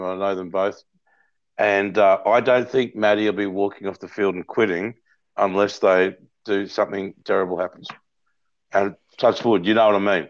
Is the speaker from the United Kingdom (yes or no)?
no; Logan City, Queensland, Australia; As a kid growing up in Logan City